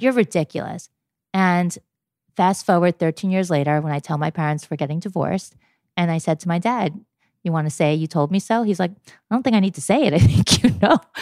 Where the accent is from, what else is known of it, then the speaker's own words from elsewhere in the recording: New York, United States; I am 47 years old and I'm from New York.